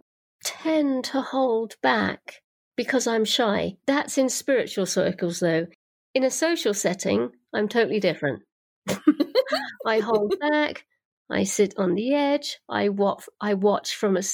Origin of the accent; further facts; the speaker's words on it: United Kingdom; moved away; I come from Britain. Mm-hmm. That's where I was born and raised.